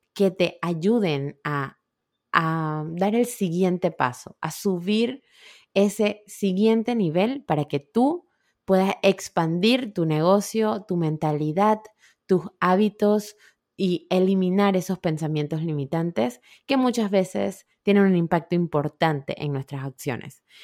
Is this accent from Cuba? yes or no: no; Panama; moved away; yo soy de Panamá, mis amigas mamás panameñas, que vivimos cerca aquí